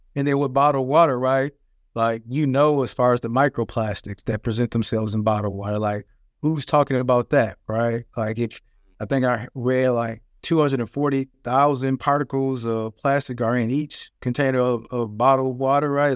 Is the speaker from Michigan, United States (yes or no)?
yes; Flint, Michigan, United States; I was born and raised in Flint, Michigan